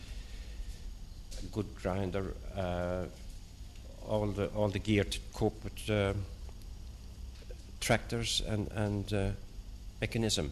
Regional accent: Shragh, County Clare, Ireland; moved away as an adult; now in London, United Kingdom; I came from County Clare, as you know, midway between Kilrush and Kilkee.

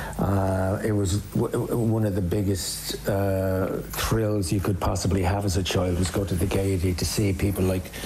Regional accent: Dublin, Leinster, Ireland; moved away; growing up in Dublin, growing up at a particular time, the influences that formed us

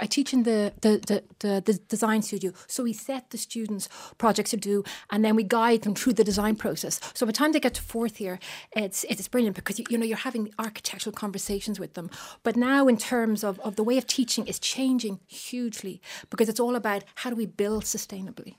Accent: Bray, County Wicklow, Ireland; I was brought up in Bray County, Wycliffe

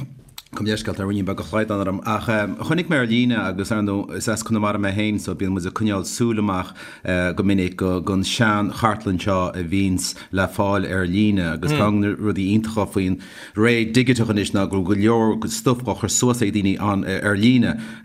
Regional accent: Connacht, Ireland; I was born in 76, so the changes from 73 to now are the changes I grew up with in Connemara.

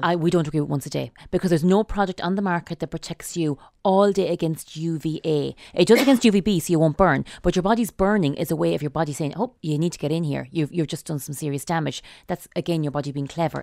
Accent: Sligo, Connacht, Ireland; I'm from Sligo

